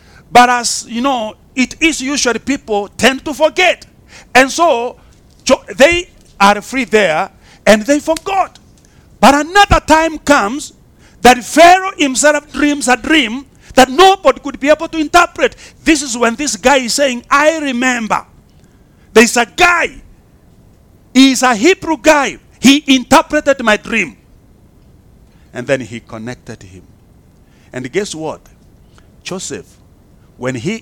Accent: Kenya

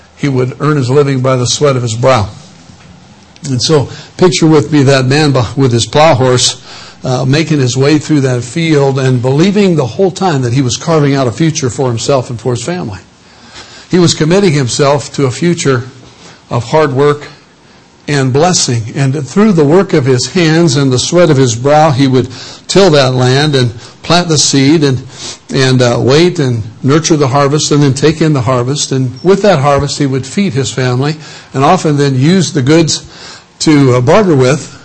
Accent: Illinois, United States; I come from Illinois, land of Lincoln, and was born in a hospital, but raised on a farm.

